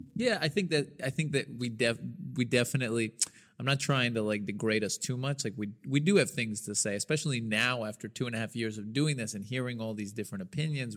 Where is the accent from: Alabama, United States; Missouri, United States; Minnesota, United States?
Alabama, United States; Birmingham; moved away as an adult; now in Israel; I grew up in Birmingham, Alabama